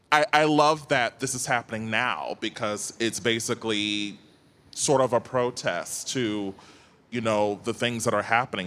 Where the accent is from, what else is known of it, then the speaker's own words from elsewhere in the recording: Cleveland, Ohio, United States; now in New York, United States; I'm originally from Cleveland, Ohio, born and raised, but I now live in New York